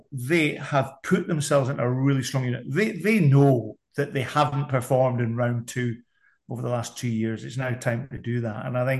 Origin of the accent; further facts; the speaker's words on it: Scotland, United Kingdom; No, I'm a Scotsman.